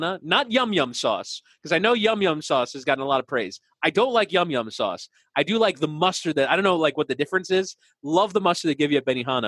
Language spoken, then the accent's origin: English; Pembroke Pines, Florida, United States; I grew up in Pembroke Pines mostly